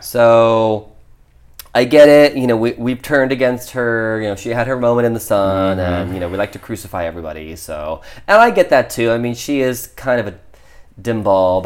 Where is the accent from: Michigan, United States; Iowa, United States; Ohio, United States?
Ohio, United States; I grew up in Ohio